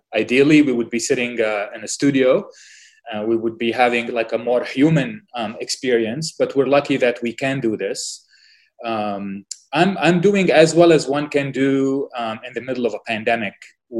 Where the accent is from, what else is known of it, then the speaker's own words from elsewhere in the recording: Lebanon; moved away as an adult; also born or lived in United States / North Dakota / Washington, D.C. / Philadelphia; now in Doha, Qatar; I was born in Lebanon, right before the war started, so in the early 70s. I grew up in Lebanon during the war